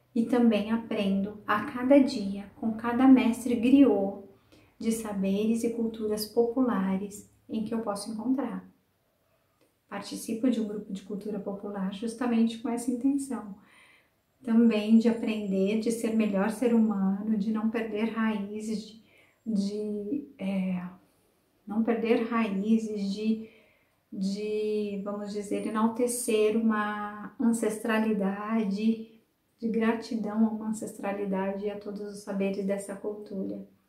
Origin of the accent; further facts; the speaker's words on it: Sumaré, São Paulo, Brazil; Eu nasci na cidade de Sumaré, onde eu passei a minha infância e adolescência